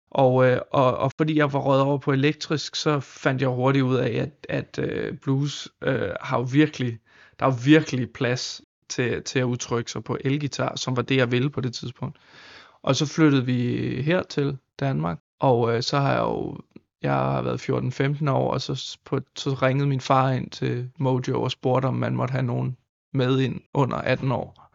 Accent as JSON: {"language": "Danish", "area": "San Francisco Bay Area", "region": "California", "country": "United States", "tie": "born or raised there", "moved": "yes", "lives_now": "Denmark", "said": "jeg voksede op i San Francisco Bay Area"}